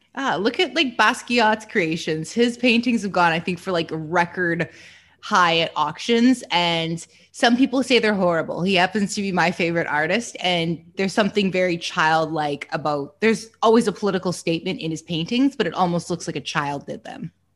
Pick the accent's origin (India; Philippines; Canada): Canada; moved away; I'm from Canada originally